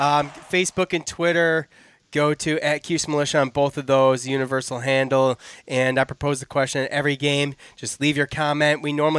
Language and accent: English; Syracuse, New York, United States; I grew up in Syracuse